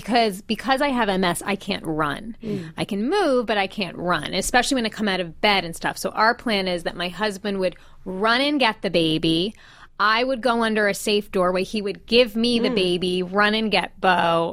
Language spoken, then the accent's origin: English; New York, United States; And I'm from New York.